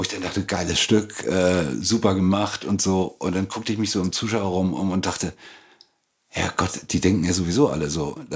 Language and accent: German; Lingen, Lower Saxony, Germany; Ganz nah der holländischen Grenze aus dem Emsland, aus hm? Lingen-Ems.